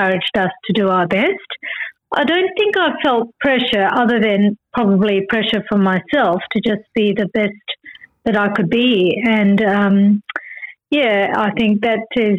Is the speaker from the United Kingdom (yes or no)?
no; Perth, Western Australia, Australia; moved away; also born or lived in Kuala Lumpur, Malaysia / Brisbane, Australia; we were growing up in Perth in a very sort of basic house